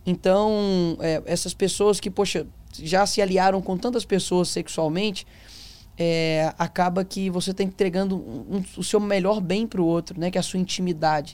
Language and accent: Portuguese; Belo Horizonte, Minas Gerais, Brazil; O meu avô, ele fundou a Assembleia do bairro onde eu nasci, Cabana do Pai Tomás